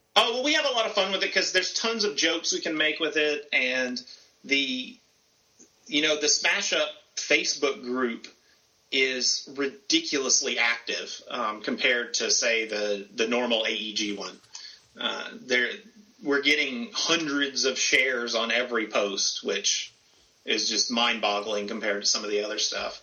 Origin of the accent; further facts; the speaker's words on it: the South, United States; I grew up in the South